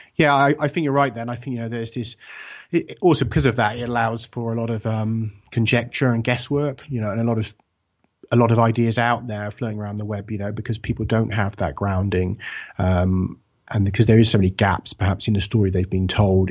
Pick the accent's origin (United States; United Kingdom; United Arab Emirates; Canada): United Kingdom; England; I'm from the U K, I'm from England